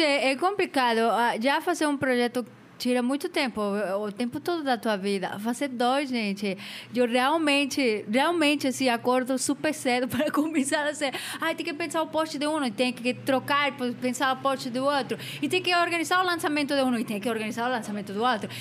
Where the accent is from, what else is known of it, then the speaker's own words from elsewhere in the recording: Mexico; Portuguese is a second language; also born or lived in London, United Kingdom; now in São Paulo, Brazil; eu não sou da França, sou do México.